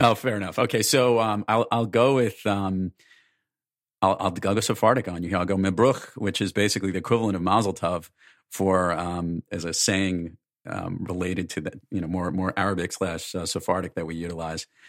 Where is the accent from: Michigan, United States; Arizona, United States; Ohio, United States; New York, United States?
New York, United States; I'm from New York